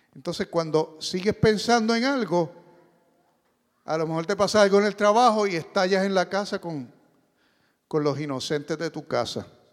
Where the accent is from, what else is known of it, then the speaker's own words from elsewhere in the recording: Puerto Rico; Yo soy boricua